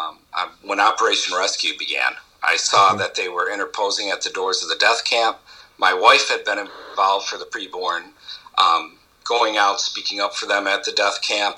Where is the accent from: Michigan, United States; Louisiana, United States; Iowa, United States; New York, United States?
Michigan, United States; Detroit; moved away; I hail from Detroit, Michigan, originally, and where I grew up, I was a minority